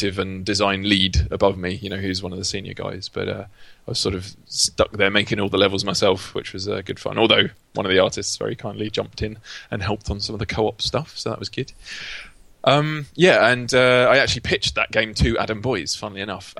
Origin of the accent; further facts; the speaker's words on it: Essex, East of England, United Kingdom; moved away as an adult; also born or lived in Dundee; now in London, United Kingdom; I come from Essex, not far from London